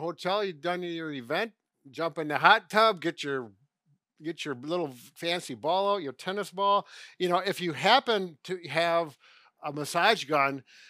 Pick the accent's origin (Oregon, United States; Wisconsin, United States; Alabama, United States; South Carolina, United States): Wisconsin, United States; Well, you know, we're from Wisconsin. It's just part of the culture.